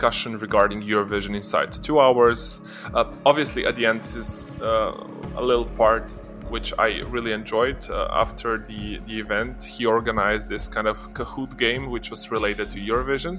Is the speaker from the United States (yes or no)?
no; Ljubljana, Slovenia; in my hometown